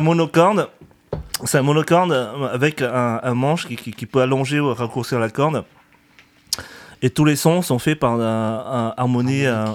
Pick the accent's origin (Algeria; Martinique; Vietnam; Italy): Vietnam; now in France; je suis vietnamien